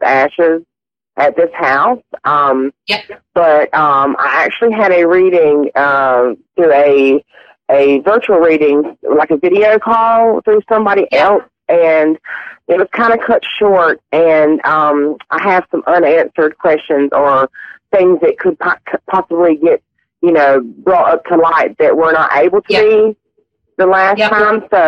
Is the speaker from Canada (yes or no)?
no; South Carolina, United States; moved away as an adult; now in Cable Bay, New Zealand; I'm actually from South Carolina originally